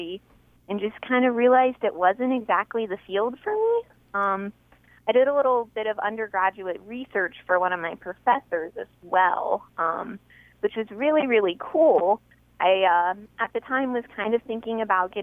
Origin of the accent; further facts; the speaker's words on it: hometown hit by Hurricane Harvey, Texas, United States; I graduated right around the time Hurricane Harvey hit. Huh. So that, rolled through and wiped out my hometown